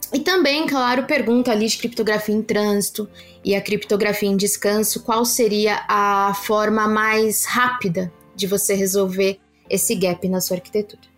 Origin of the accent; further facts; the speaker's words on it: Brazil; nós somos brasileiros, não nascemos falando inglês